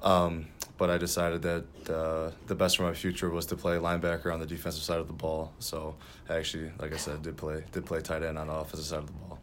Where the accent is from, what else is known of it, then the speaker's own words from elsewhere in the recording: Lapeer, Michigan, United States; I'm from, uh, Lapeer, Michigan.